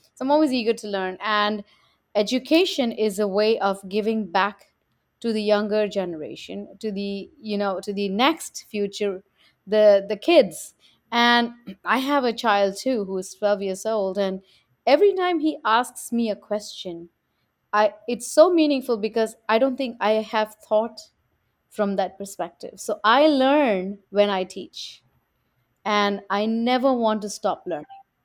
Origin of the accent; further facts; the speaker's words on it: India; now in New York, United States; growing up in India, in South Asia